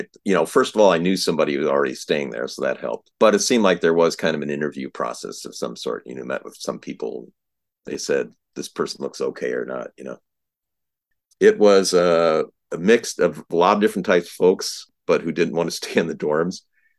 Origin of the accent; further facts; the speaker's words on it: South Dakota, United States; Sure. So I was originally from South Dakota.